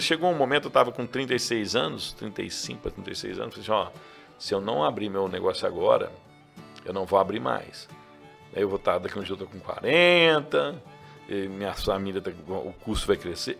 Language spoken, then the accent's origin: Portuguese; Rio Verde, Goiás, Brazil; Eu sou nascido em Rio Verde. Sou nascido em Rio Verde. Rodei o Brasil inteiro, mas sou nascido aqui. Minha família é daqui.